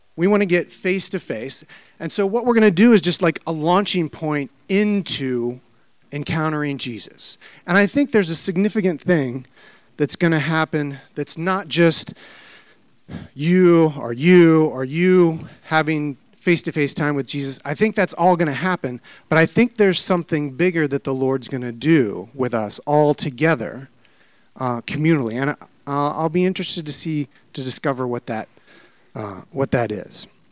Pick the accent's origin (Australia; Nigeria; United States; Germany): United States; Midwest; now in Maryland, United States; I was raised in the Midwest and I love kind of coming back here. I live in Maryland now